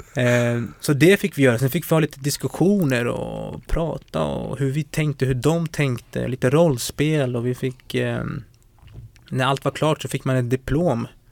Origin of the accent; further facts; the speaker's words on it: Botkyrka, Stockholm County, Sweden; also born or lived in Umeå; Jag är uppväxt i Botkyrka, Fittja för att vara mer korrekt.